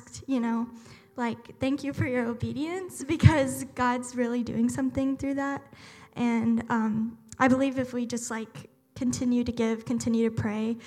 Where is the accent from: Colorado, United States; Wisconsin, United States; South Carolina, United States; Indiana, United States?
South Carolina, United States; moved away as an adult; I'm from South Carolina. So that's basically the buckle of the Bible Belt